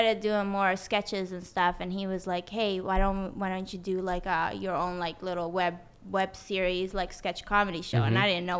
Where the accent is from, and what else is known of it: Sweden; born or raised there; English is a second language; moved away; also born or lived in Tehran, Iran / San Diego, United States